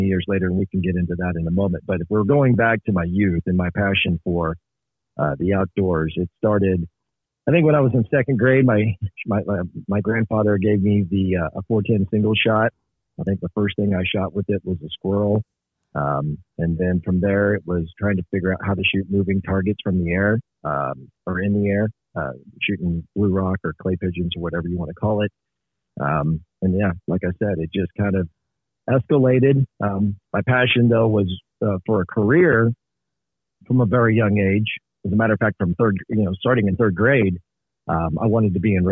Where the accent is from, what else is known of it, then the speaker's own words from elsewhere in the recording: Northeast Kansas, United States; I started as a young lad in Northeast Kansas